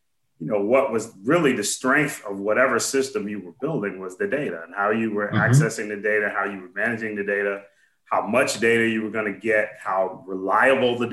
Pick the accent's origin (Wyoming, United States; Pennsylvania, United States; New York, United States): New York, United States; moved away; I am originally from New York